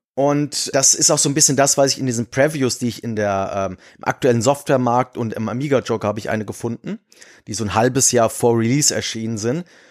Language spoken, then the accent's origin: German; Giessen, Hesse, Germany; ich bin eigentlich gebürtiger Gießner, allerdings zu dem Zeitpunkt, wo ich auf die Welt gekommen bin, war das nicht Gießen, sondern Lahn